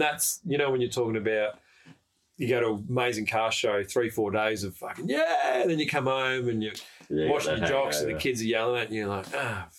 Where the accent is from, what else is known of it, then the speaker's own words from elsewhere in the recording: Echuca, Victoria, Australia; Echuca, and Echuca, like, that's my hometown.